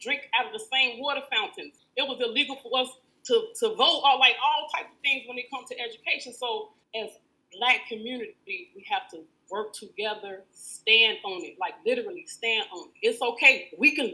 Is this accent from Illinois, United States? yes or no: yes; Chicago, Illinois, United States; I'm a product of Chicago Public Schools